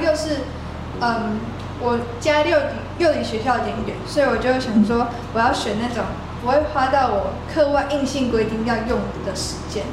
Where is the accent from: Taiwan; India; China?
Taiwan; 我们就是很土生土长的台湾人，然后一路上就是慢慢学英文